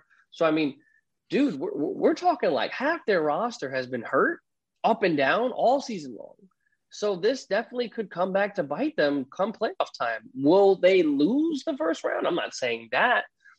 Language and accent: English; New York City, New York, United States; moved away; That's me telling you as a New Yorker. And because I still got my ties back home